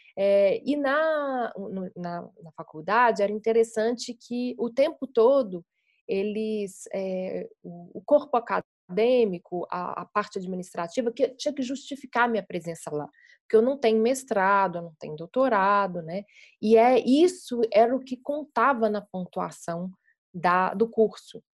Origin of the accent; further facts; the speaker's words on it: Belo Horizonte, Minas Gerais, Brazil; eu sou mineira de Belo Horizonte, né, e construí a minha carreira em cinema aqui